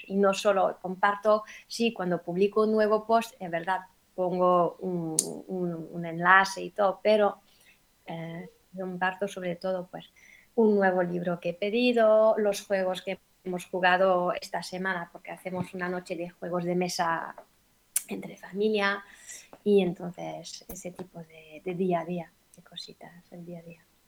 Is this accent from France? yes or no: yes; France; soy una mamá francesa, vivo en Francia y me crié trilingüe